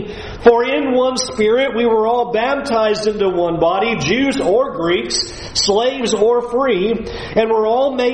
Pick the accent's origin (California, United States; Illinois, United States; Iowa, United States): California, United States; moved away; I'm from California